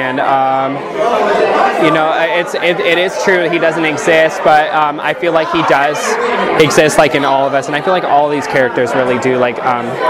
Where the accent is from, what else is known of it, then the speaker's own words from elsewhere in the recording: Brea, California, United States; I'm from Brea, California, for as long as I can remember, since I was 5 years old